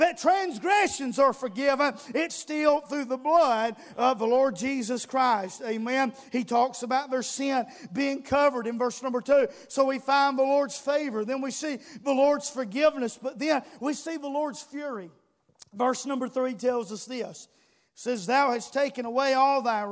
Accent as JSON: {"language": "English", "country": "United States", "said": "we're Americans"}